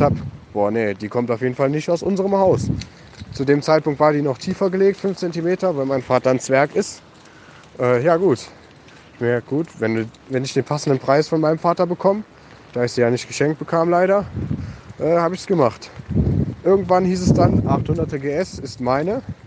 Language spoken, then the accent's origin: German; Germany; bei uns in der Eifel